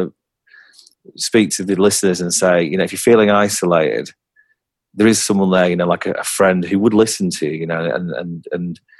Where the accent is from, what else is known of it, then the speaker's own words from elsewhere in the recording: England, United Kingdom; I'm from England